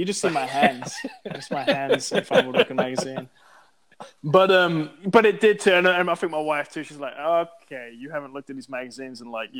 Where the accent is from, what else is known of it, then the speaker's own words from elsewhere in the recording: Texas, United States; I tell people I'm from East Texas, they're always frozen, man.